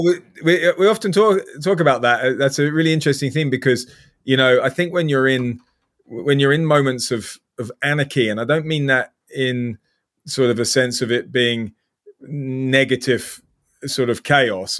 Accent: South Africa; moved away as an adult; also born or lived in North Devon, England; now in United Kingdom; I'm British, but I've lived my whole life in South Africa

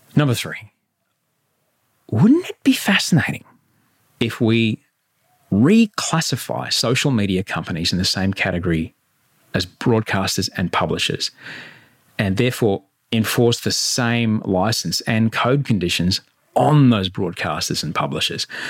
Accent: Queensland, Australia; moved away; I'm in Queensland

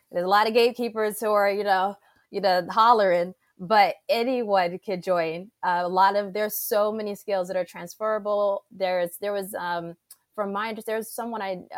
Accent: Saudi Arabia; also born or lived in Egypt / Panama; I grew up in Saudi Arabia, I grew up in Egypt, went to Panama.

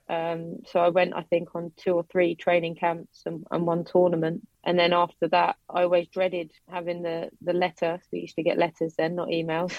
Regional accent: Watford, East of England, United Kingdom; also born or lived in Harrow; I was born in Harrow, but I grew up in and around Watford

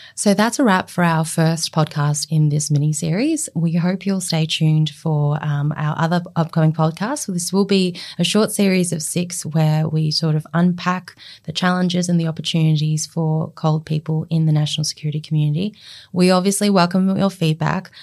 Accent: Australia; also born or lived in Guangzhou, China; I was born in Guangzhou, um, and I came to Australia at the age of six

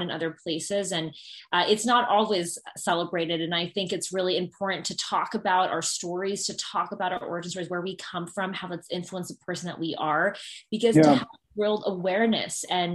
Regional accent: Northern Virginia, United States; growing up in Northern Virginia, being biracial

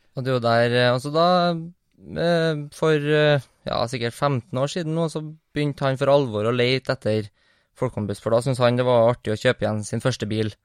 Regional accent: Trondheim, Trøndelag, Norway; på Heimdal. Ja. Der jeg kommer fra.

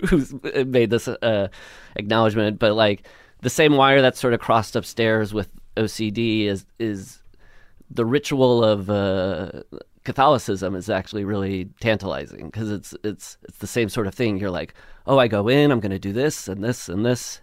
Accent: Le Mars, Iowa, United States; moved away as an adult; now in Los Angeles, United States; I grew up in Iowa, Northwest Iowa, this town called, uh, Lamar's

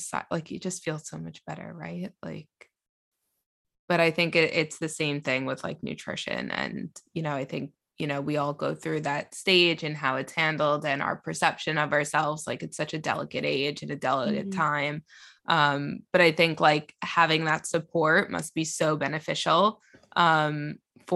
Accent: United States; now in London, United Kingdom; I'm American, but I live in London.

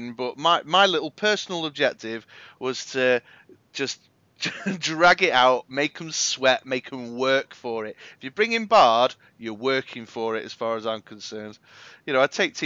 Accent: Manchester, North West England, United Kingdom; I am from Manchester

